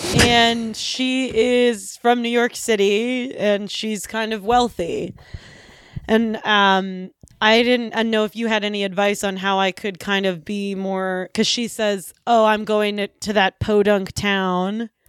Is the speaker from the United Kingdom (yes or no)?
no; Hungary; Well, we're from Hungary.